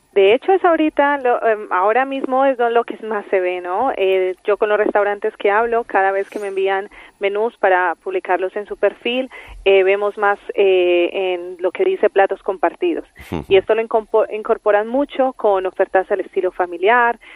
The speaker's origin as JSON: {"language": "Spanish", "country": "Colombia", "said": "Yo soy colombiana."}